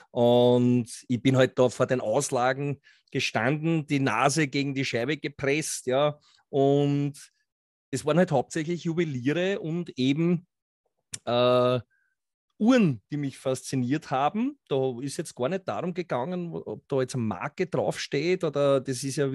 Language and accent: German; Austria; Äh, ich komme aus Österreich, ist ja, wie du sagst, nicht zu überhören.